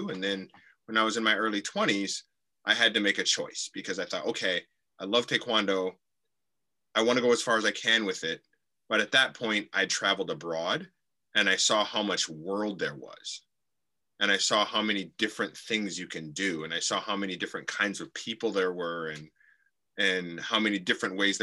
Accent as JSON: {"language": "English", "town": "Okemos", "region": "Michigan", "country": "United States", "tie": "born or raised there", "also_born_or_lived": "Detroit, Michigan / Lansing, Michigan / Tokyo, Japan", "moved": "yes", "lives_now": "Japan"}